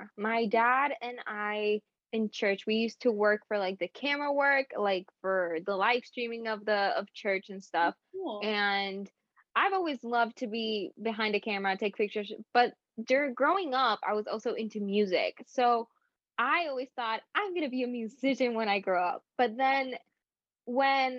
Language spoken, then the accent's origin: English; Puerto Rico; I'm from Puerto Rico